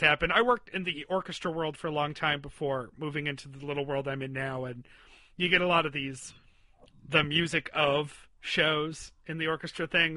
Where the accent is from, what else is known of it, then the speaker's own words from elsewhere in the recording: Western New York, United States; where I was growing up in Western New York